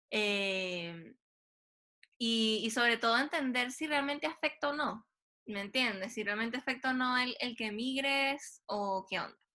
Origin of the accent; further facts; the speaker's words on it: Venezuela; moved away as an adult; now in Chile; soy, Tauro y nací en Venezuela.